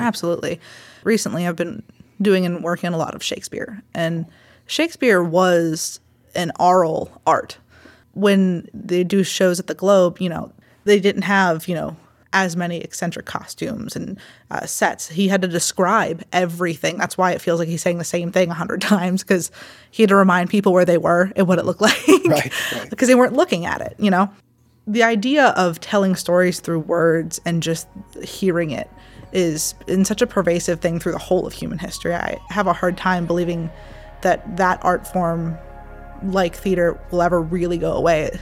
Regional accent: Baldwin, Pennsylvania, United States; I grew up in Baldwin

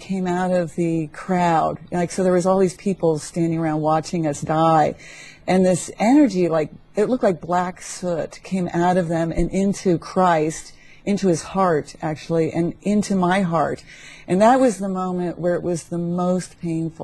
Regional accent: McLean, Virginia, United States; moved away as an adult; also born or lived in San Francisco; I grew up in McLean, Virginia.

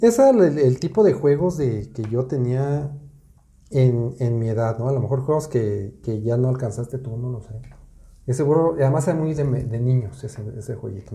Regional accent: Mexico City, Mexico; En la Ciudad de México, de donde yo soy, en mi época

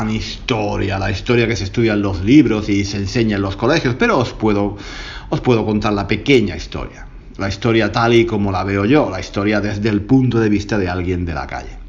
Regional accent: Granada, Andalusia, Spain; algo que ocurrió en Granada, mi, mi ciudad natal.

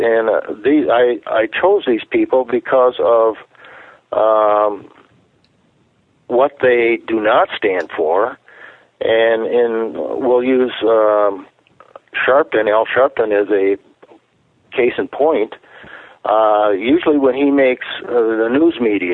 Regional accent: United States; we as an American people

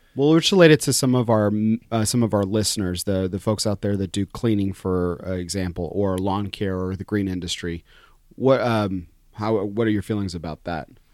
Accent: El Paso, Texas, United States; I'm from El Paso, Texas

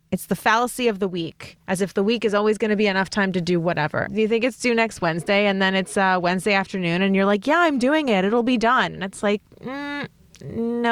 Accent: New York City, New York, United States; I grew up in New York City

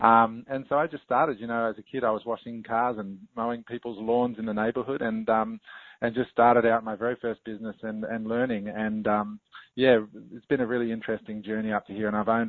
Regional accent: Australia; accent: Australian; moved away as an adult; also born or lived in United States; now in Singapore; I grew up in Australia, as all your listeners can probably hear my Australian accent.

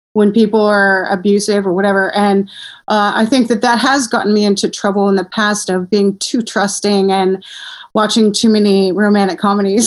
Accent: Simi Valley, California, United States; also born or lived in Portland, Oregon; I grew up in Simi Valley

